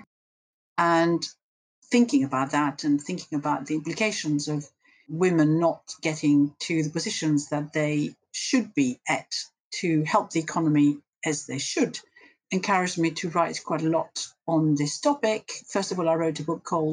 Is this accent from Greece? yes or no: yes; Greece; moved away as an adult; now in United Kingdom; I grew up in Greece and came over to the UK to do economics